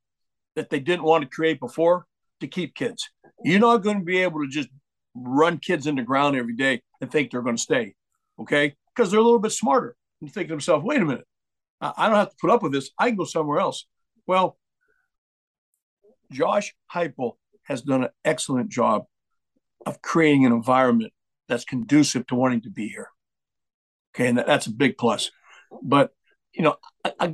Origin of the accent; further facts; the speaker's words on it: Erie, Pennsylvania, United States; moved away as an adult; also born or lived in Virginia; now in Tennessee, United States; I grew up in Erie where Freddie went to school.